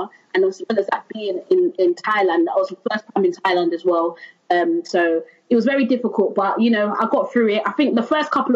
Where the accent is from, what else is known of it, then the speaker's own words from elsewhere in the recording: London, United Kingdom; also born or lived in Stratford, London; young black girl from East London, Canning Town, Stratford, growing up in Canning Town, living in Stratford.